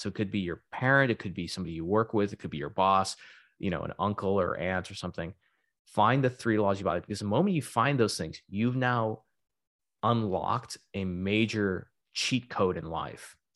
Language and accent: English; Texas, United States; also born or lived in Florida / Silicon Valley; now in Southern California, United States; I'm originally from Texas, but I was living in Florida